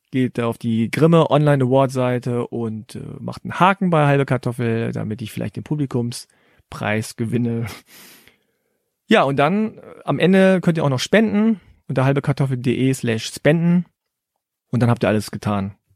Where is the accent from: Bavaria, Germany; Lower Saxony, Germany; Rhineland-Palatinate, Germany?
Lower Saxony, Germany; Hannover; Genau genommen komme ich nicht aus Korea, sondern meine Eltern. Ich bin in Hannover geboren